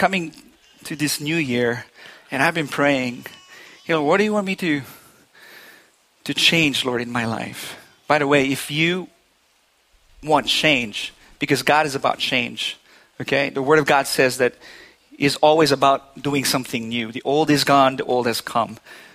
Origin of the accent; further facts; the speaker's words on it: Philippines; now in New Hampshire, United States; I've never heard the word I'm all set until I came from the Philippines to New Hampshire.